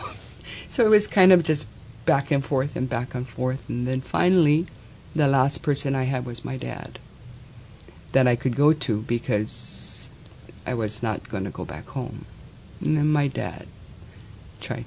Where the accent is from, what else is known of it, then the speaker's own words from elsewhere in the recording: Hawaii, United States; I'm Hawaiian